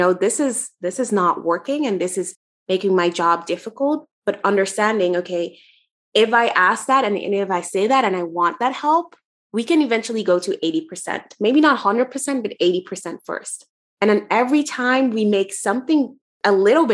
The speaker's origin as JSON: {"language": "English", "country": "Netherlands", "said": "where I'm from the Netherlands"}